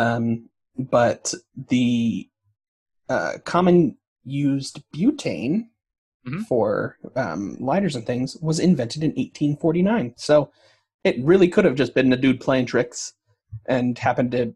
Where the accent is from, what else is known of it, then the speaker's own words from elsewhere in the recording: United States; we're all American, where the oldest thing we're going to find is like maybe 400 years old.